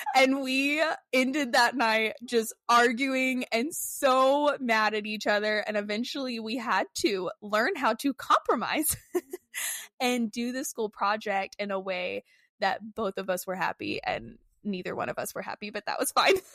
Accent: Texas, United States; moved away as an adult; when we got married, we moved away from Texas

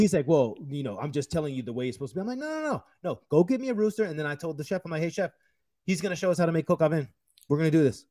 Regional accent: United States; I'm an American

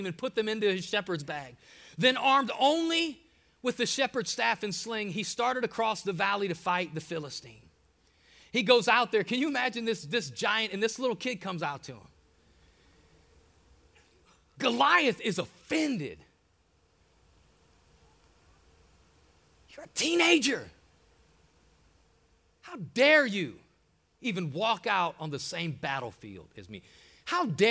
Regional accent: Ohio, United States; I'm from Ohio

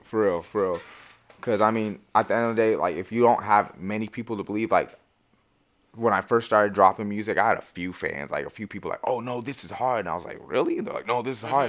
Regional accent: Marysville, Washington, United States; also born or lived in Everett, Washington; I come from Marysville

